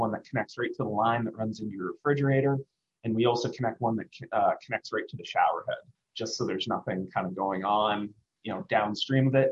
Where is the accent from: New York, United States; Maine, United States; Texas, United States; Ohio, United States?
Maine, United States; now in Washington, D.C., United States; I come from Maine.